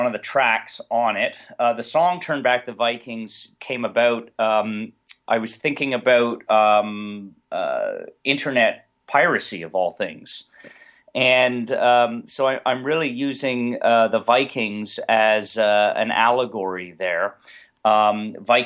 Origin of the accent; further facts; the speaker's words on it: Chatham, Ontario, Canada; now in Toronto, Canada; I'm originally from Chatham, Ontario.